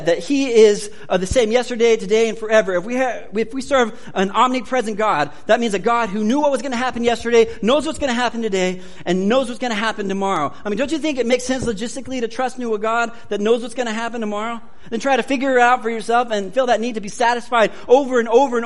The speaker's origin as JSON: {"language": "English", "country": "United States", "said": "I'm an American."}